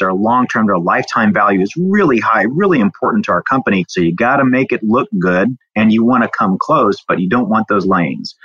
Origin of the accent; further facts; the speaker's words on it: southern Indiana, United States; now in Houston, United States; grew up in a small town around 10,000 on a farm down in southern Indiana.